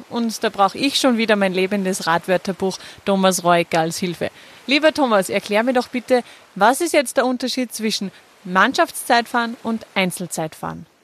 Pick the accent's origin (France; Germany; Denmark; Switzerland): Denmark; German is a second language; Hi, wir sind aus Dänemark.